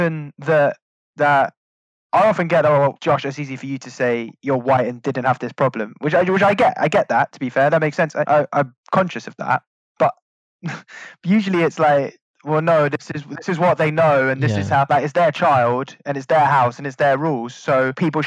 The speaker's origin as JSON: {"language": "English", "region": "London", "country": "United Kingdom", "tie": "born or raised there", "said": "we're from Northwest London"}